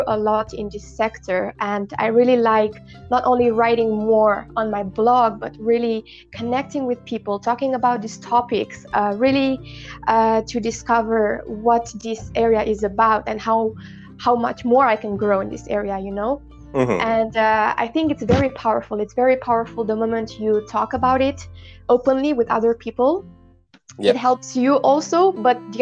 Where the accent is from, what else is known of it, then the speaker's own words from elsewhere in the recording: Galați, Galați County, Romania; I come from Romania, Galați